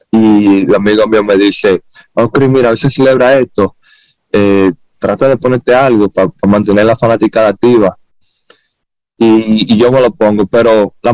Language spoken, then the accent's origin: Spanish; Dominican Republic; Todo sale de mí porque yo me crié y nací en Dominicana, ¿me entiendes? Y me siento muy orgulloso de, venir